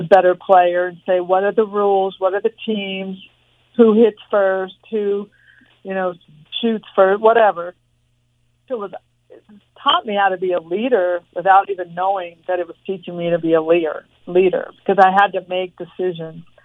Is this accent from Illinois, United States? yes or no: no; Torrance, California, United States; also born or lived in Los Angeles, California; I was born in Los Angeles, but raised in Torrance, California, which is about 30 minutes south of Los Angeles. Grew up in a small house